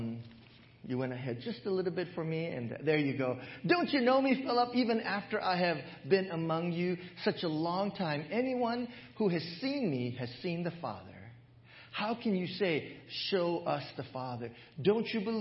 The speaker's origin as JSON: {"language": "English", "region": "Hawaii", "country": "United States", "tie": "born or raised there", "moved": "as an adult", "said": "When I was growing up in Hawaii, when I was back in Hawaii, as I was pastoring my church in Hawaii"}